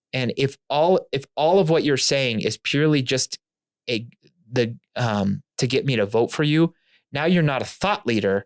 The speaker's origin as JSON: {"language": "English", "area": "near Topeka", "region": "Kansas", "country": "United States", "tie": "born or raised there", "said": "I grew up not far from that church"}